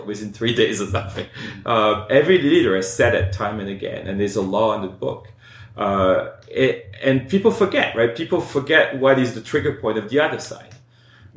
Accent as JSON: {"language": "English", "country": "France", "tie": "born or raised there", "said": "I grew up in France."}